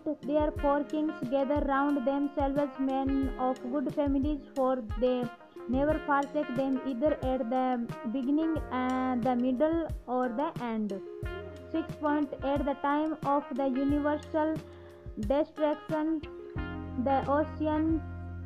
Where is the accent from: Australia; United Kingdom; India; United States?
India; I am from India.